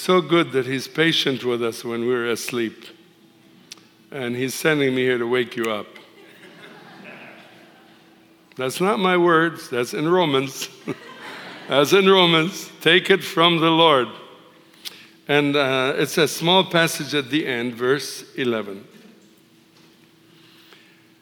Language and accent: English; Tripoli, North Governorate, Lebanon; now in United States; I was born and raised in a Muslim city called Tripoli in the northern country of Lebanon